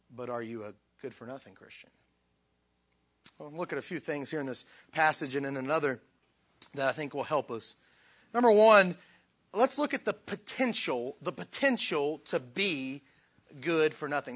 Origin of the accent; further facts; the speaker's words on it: Southern West Virginia, United States; I'm from West Virginia. uh, Southern West Virginia.